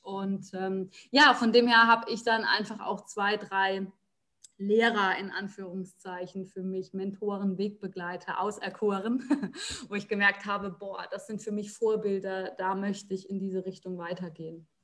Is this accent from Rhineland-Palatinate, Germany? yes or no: yes; Rhineland-Palatinate, Germany; Ich bin in der Pfalz aufgewachsen und lebe auch jetzt noch ähm